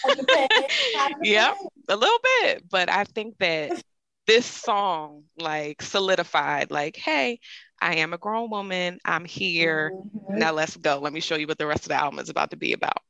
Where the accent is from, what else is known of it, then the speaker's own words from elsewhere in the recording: Philadelphia, Pennsylvania, United States; I'm from Philadelphia, Pennsylvania